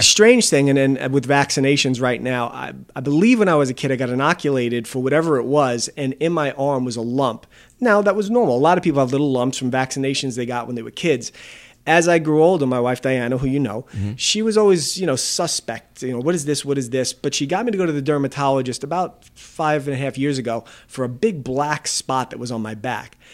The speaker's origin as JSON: {"language": "English", "town": "Valley Stream", "region": "New York", "country": "United States", "tie": "born or raised there", "said": "we grew up in Bethlehem Assembly of God in Valley Stream."}